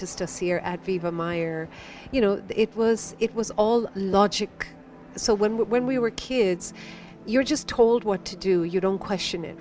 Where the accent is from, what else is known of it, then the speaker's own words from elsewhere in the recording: India; Being an Indian